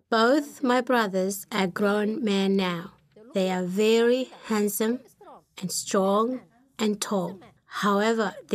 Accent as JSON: {"language": "English", "country": "Somalia", "moved": "yes", "lives_now": "New Zealand", "said": "I come from Somalia. I came to New Zealand in 1997."}